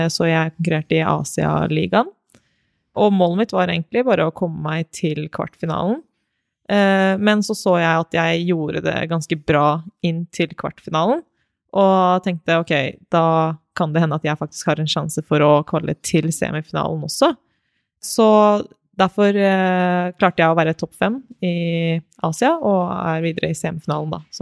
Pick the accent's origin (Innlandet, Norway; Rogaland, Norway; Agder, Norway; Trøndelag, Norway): Innlandet, Norway; Elverum; jeg er jo fra Elverum, som er neste, nesten ved siden av Hamar.